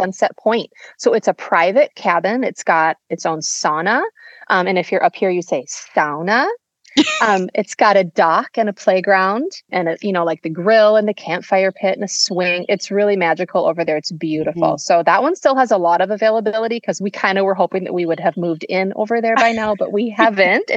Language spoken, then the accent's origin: English; southern Minnesota, United States; moved away as an adult; now in Upper Peninsula, Michigan, United States; In southern Minnesota, where I'm from